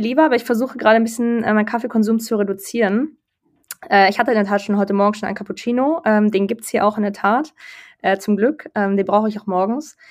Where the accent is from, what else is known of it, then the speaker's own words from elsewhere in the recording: Berlin, Germany; also born or lived in London; ich komme aus Berlin, ursprünglich